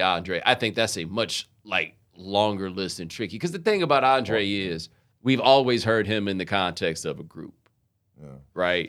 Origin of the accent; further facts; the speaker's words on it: Houston, Texas, United States; also born or lived in Atlanta, Georgia; We moved to Houston when I was seven